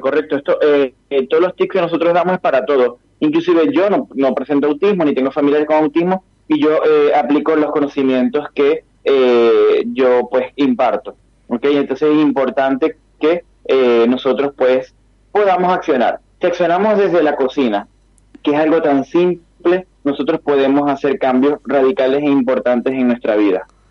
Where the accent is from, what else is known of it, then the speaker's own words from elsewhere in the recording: Venezuela; yo que soy venezolano